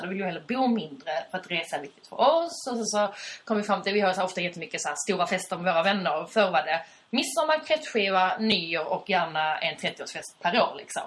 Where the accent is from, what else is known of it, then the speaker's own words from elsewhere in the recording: Skåne, Sweden; accent: Skånska; vår skånska kanske är lite blurrig